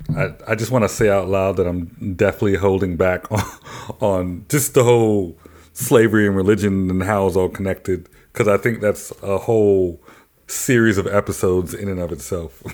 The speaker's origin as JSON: {"language": "English", "town": "Nashville", "region": "Tennessee", "country": "United States", "tie": "born or raised there", "said": "I grew up in Nashville, Tennessee"}